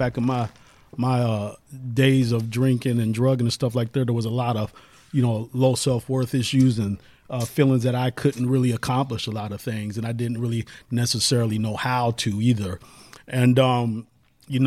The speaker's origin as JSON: {"language": "English", "town": "Seattle", "region": "Washington", "country": "United States", "also_born_or_lived": "Los Angeles, California", "moved": "yes", "said": "I'm from Seattle, Washington, originally Holly Park. There you go. Holly Park Projects, Rainier Beach, the original ones."}